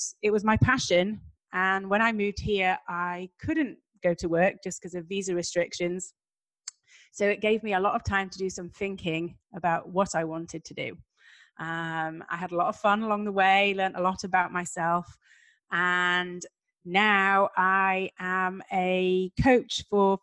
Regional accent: Yorkshire and the Humber, United Kingdom; moved away as an adult; now in Bentonville, United States; I am originally from England, Yorkshire to be specific, which is in the north of England.

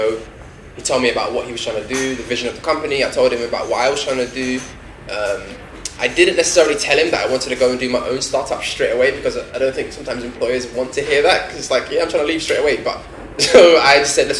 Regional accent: London, United Kingdom; I'm born and raised in London

